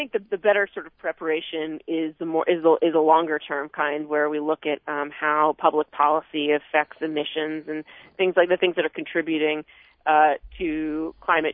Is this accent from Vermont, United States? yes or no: yes; Vermont, United States; growing up in Vermont